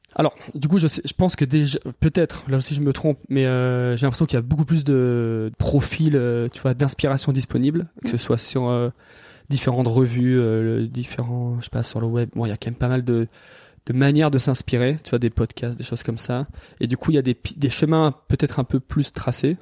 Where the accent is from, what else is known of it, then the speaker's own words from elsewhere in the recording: Valence, Auvergne-Rhône-Alpes, France; moved away as an adult; also born or lived in Lyon / Toulouse / Annecy / Biarritz; j'ai grandi dans la Drôme, euh, à Valence